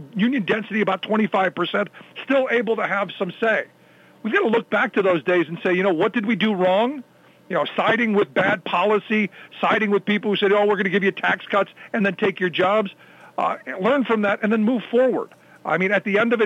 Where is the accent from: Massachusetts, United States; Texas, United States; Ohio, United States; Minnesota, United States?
Ohio, United States; Cleveland; my hometown is a little bit further behind